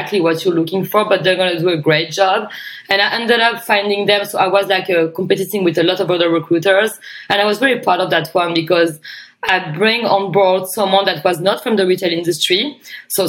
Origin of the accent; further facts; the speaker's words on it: France; moved away as an adult; also born or lived in Australia; I came back in my hometown for a wedding